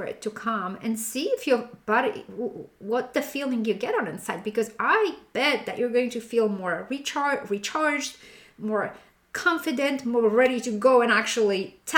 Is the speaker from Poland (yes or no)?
yes; Poland; moved away; being born and raised in Poland